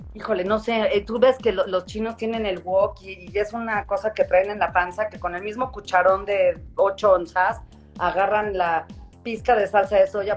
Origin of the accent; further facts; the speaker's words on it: Mexico; moved away as an adult; also born or lived in New York / Washington; estoy en Nueva York y vivo en Washington y regreso a México